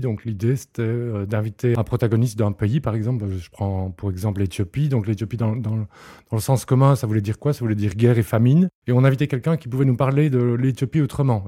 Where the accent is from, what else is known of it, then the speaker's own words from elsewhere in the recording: Liège, Wallonia, Belgium; je suis liégeois